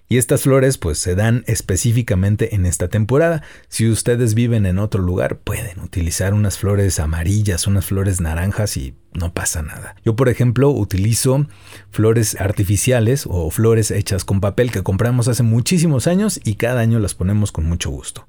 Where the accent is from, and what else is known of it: Mexico